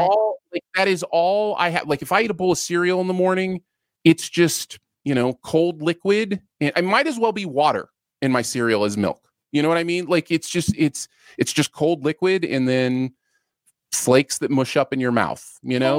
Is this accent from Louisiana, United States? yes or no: no; Michigan, United States; also born or lived in Ohio; I grew up a lot in Michigan, um, and lived a lot in Michigan